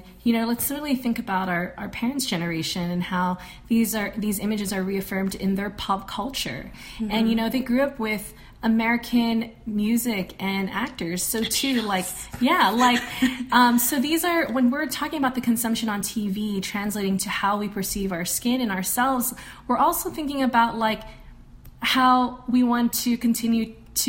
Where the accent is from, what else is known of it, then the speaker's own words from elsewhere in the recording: Philippines; we're all Filipino.